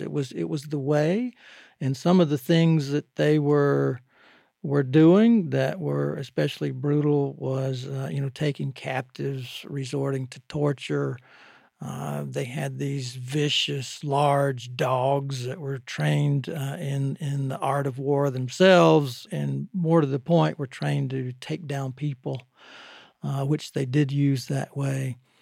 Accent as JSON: {"language": "English", "region": "Georgia", "country": "United States", "tie": "born or raised there", "said": "the area that I grew up in Georgia"}